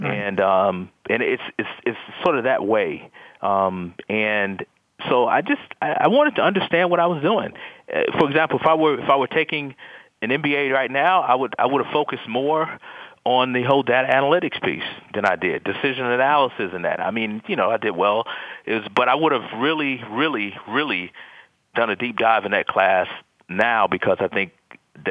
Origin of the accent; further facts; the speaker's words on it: Detroit, Michigan, United States; I was from Detroit